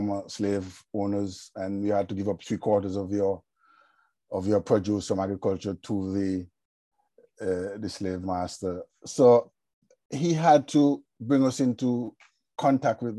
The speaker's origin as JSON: {"language": "English", "country": "Montserrat", "said": "as a Montserratian"}